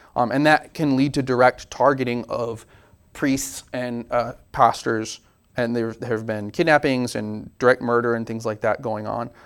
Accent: United States; we're very American

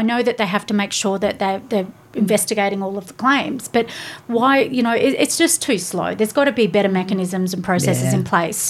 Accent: Bowral, New South Wales, Australia; I'm from Browley.

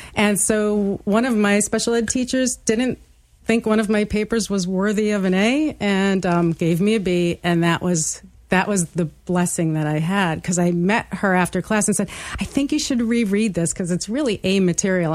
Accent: New York City, New York, United States; I grew up in Brooklyn, New York

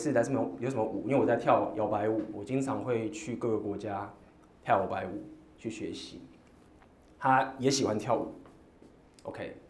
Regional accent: Taiwan; 我说我是台湾人。

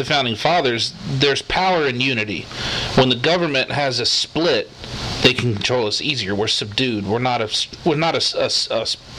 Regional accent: United States; Because I'm an American.

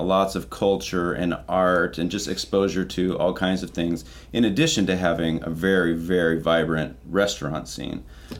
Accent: Orange County, California, United States; also born or lived in Downey, California / Garden Grove / Costa Mesa; I was born in Downey, but I grew up mostly in Orange County.

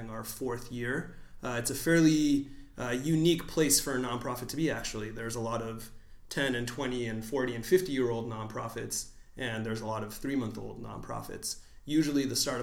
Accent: San Diego, California, United States; I was born and raised in San Diego, but my parents are from Mexico City, so immigrants to the United States

